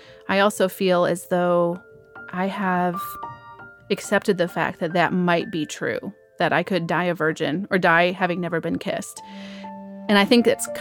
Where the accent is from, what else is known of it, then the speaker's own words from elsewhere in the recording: Michigan, United States; moved away as an adult; now in Nashville, United States; I'm originally from Michigan.